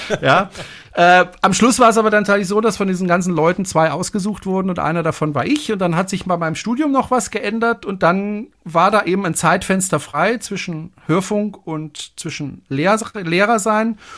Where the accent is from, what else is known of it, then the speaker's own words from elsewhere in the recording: Freiburg, Baden-Württemberg, Germany; Ich komme ja aus dem Badischen, aus Freiburg. Und mhm. da hm. spricht man ja eigentlich Badisch.